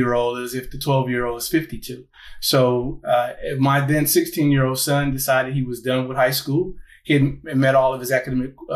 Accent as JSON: {"language": "English", "town": "Gary", "region": "Indiana", "country": "United States", "said": "I'm originally from Gary, Indiana"}